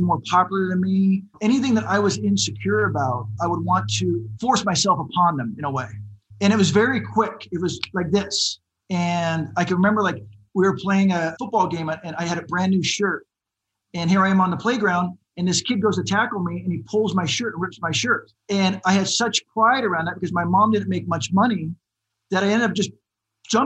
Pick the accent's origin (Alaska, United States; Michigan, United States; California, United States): California, United States; San Diego; I grew up in San Diego, which is right next to Tijuana.